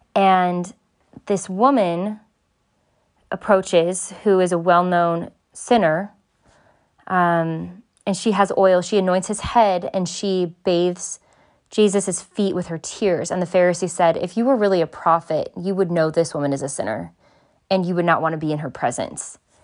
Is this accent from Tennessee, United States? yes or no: no; Southern California, United States; I grew up in Southern California